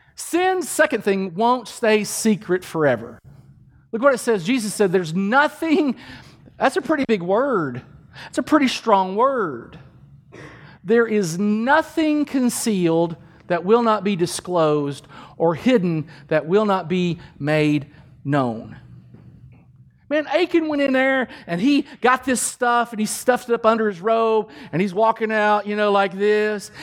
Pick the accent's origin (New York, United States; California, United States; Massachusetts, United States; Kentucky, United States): Kentucky, United States; Danville; My hometown is Danville, Kentucky. It's in central Kentucky. It's a beautiful place to grow up